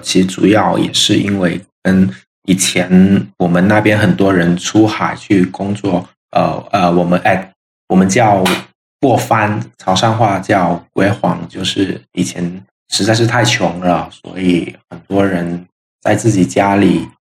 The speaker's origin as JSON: {"language": "Chinese", "town": "Shantou", "region": "Guangdong", "country": "China", "tie": "born or raised there", "moved": "yes", "lives_now": "Guangzhou, China", "said": "我是潮汕人，来自广东潮汕地区的汕头市"}